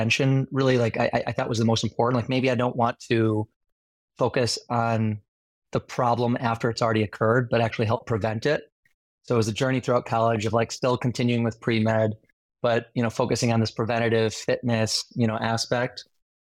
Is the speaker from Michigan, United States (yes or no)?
yes; Northern Michigan, United States; moved away; I grew up in Northern Michigan, born and raised